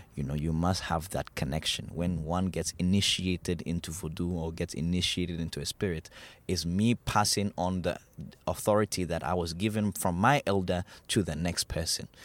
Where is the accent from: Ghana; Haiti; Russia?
Ghana; we grew up in Ghana